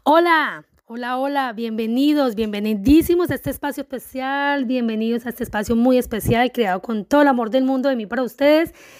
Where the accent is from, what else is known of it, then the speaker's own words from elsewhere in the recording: Colombia; soy una mujer colombiana